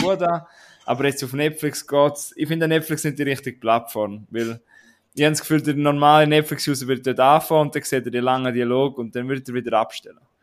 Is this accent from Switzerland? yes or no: yes; Switzerland; wir sind auch Schweizer